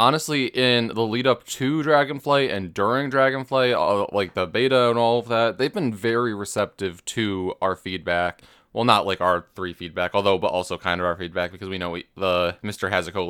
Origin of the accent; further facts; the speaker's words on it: Australia; I am from Australia, and as some inside jokes go over the top, being from down under